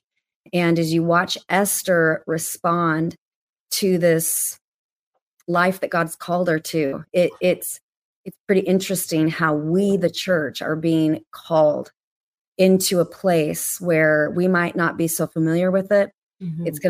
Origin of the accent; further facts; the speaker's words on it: Portland, Oregon, United States; my hometown of Portland, Oregon